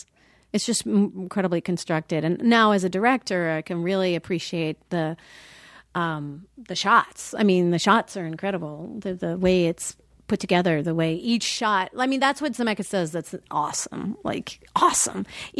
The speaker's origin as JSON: {"language": "English", "region": "Minnesota", "country": "United States", "said": "I came from Minnesota."}